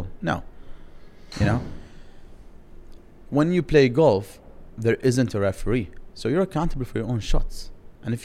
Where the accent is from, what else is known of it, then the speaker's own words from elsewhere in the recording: Dubai, United Arab Emirates; I'm from Dubai